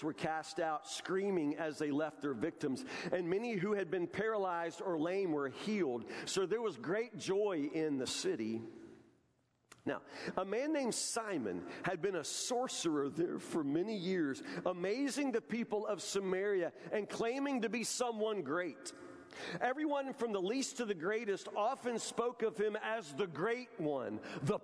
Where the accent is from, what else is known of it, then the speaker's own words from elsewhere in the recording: Matlock, United States; as a kid growing up in Matlock, a redneck kid